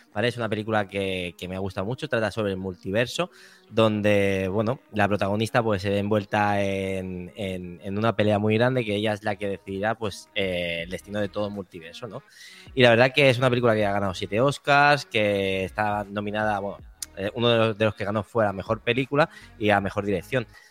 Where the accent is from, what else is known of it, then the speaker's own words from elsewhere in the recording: Badalona, Catalonia, Spain; la gente que somos de Badalona